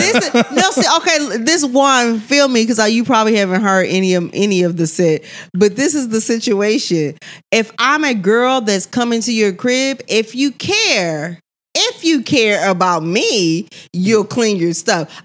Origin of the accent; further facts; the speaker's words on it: Missouri City, Texas, United States; I'm from Missouri City.